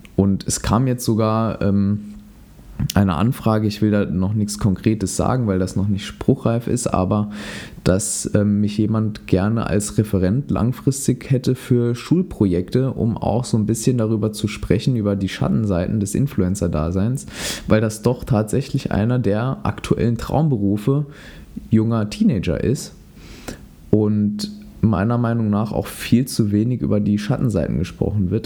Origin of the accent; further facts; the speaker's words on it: Saarland, Germany; in meiner Heimat im Saarland